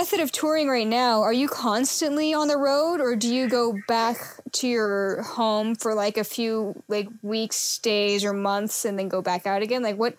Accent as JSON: {"language": "English", "town": "Seattle", "region": "Washington", "country": "United States", "tie": "born or raised there", "moved": "yes", "said": "I'm originally from Seattle, so that would be what I call my hometown."}